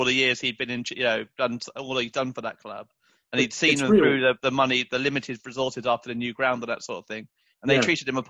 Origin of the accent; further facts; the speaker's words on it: London, United Kingdom; Growing up in North London, I grew up obviously with a lot of Arsenal fans around